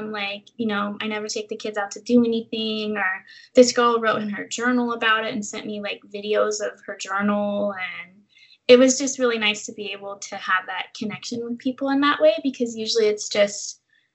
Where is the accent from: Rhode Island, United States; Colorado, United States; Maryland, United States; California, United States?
California, United States; Central Valley; now in San Francisco Bay Area, United States; I don't think I would ever be able to go back to my hometown. Like, it's so small and the opportunities are limited, and it's an hour and a half to a major airport